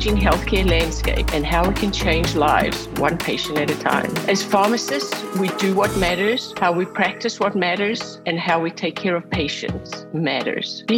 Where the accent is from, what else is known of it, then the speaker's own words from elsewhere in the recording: South Africa; growing up in South Africa